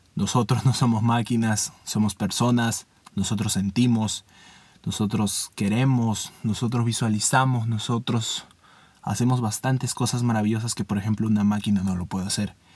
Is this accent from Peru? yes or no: yes; Peru; mi país Perú